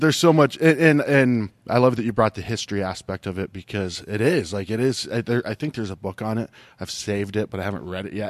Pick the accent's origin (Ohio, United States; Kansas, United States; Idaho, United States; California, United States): Ohio, United States; moved away; I grew up in Ohio